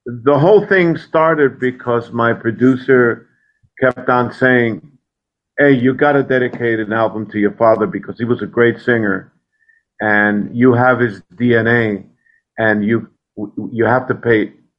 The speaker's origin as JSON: {"language": "English", "country": "Puerto Rico", "tie": "born or raised there", "said": "I grew up in Puerto Rico"}